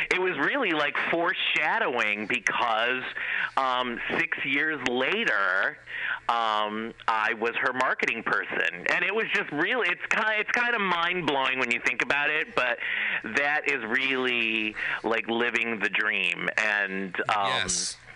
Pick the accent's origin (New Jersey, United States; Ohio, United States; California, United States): Ohio, United States; Cleveland; I went to school or to college in Ohio, where I'm originally from. I'm from Cleveland, Ohio.